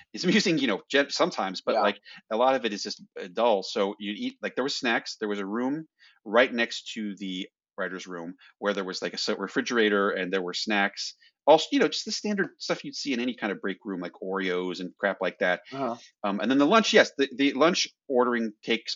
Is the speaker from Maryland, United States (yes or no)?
yes; northwestern Maryland, United States; now in California, United States; I'm originally from Maryland, northwestern Maryland